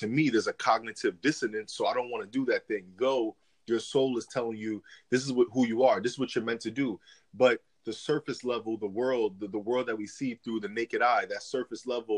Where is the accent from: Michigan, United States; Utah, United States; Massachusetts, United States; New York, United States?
New York, United States; New York City; also born or lived in East Stroudsburg, Pennsylvania; now in Florida, United States; originally I'm from New York. I was born in I was born in Manhattan, but lived in the Bronx, New York, and then lived in Pennsylvania for a while in the Poconos area